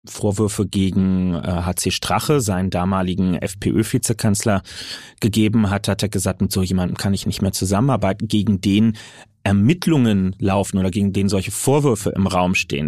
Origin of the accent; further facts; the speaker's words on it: Berlin, Germany; als Berliner, als jemand aus einem urbanen Wahlkreis